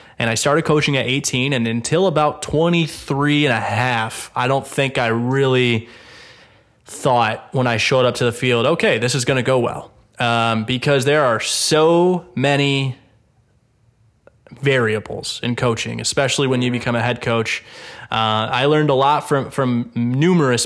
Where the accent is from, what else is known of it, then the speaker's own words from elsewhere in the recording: Trenton, Michigan, United States; also born or lived in Allen Park, Michigan / Woodhaven, Michigan; born and raised in Downriver. Started in Allen Park, imported to Trenton, and then ended up in Woodhaven, but graduated from Trenton High School